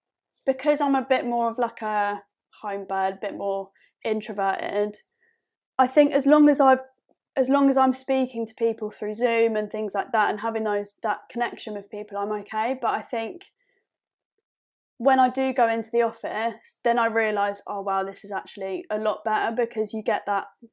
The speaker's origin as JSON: {"language": "English", "town": "Epsom", "region": "South East England", "country": "United Kingdom", "tie": "born or raised there", "said": "especially where we grew up in Surrey in Epsom"}